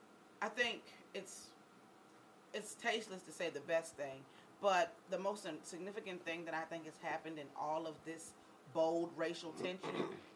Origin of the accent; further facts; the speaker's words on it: Virginia Beach, Virginia, United States; When I was growing up, I grew up in Virginia Beach. And if anyone knows anything about Virginia Beach, it's a mixed area